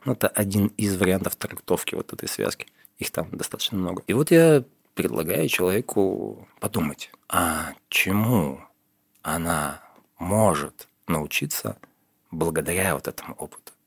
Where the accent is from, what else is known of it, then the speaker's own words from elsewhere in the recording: Yekaterinburg, Sverdlovsk Oblast, Russia; когда я был в детстве в Екатеринбурге, да, мне уже было 14 лет